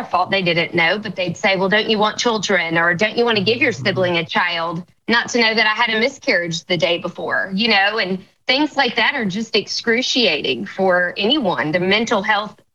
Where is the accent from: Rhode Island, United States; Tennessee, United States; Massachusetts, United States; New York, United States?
Tennessee, United States; Cartersville; born and raised in Cartersville, Tennessee, right outside of Memphis